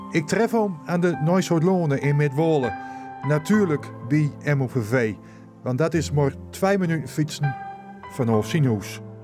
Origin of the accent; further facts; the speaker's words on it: Finsterwolde, Groningen, Netherlands; also born or lived in Oostwold; ik ben geboren in Vinnewold. Nooit in het dorp, maar de boeten.